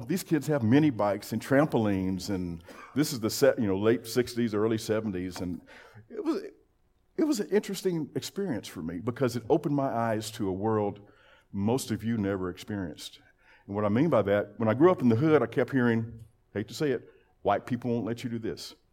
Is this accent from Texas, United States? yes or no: yes; Lubbock, Texas, United States; I grew up in Lubbock, Texas, born in nineteen fifty-seven.